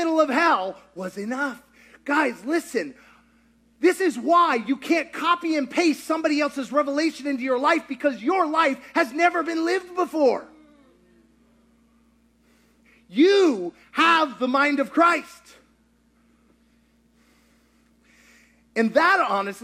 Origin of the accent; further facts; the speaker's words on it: Kentucky, United States; I grew up in Kentucky.